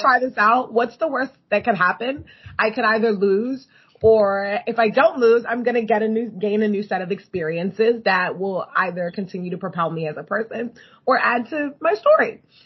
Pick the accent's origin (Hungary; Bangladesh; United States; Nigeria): Nigeria; moved away; I grew up partly in Nigeria